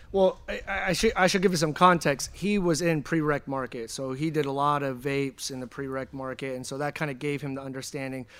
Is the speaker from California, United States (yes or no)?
yes; Pacheco, California, United States; also born or lived in San Francisco / Oakland / Vallejo; I grew up in the Bay in a small town called Pacheco.